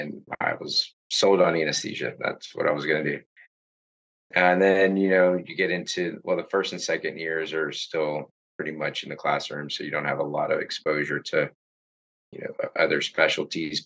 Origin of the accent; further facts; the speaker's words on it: Houston, Texas, United States; I grew up in the Houston area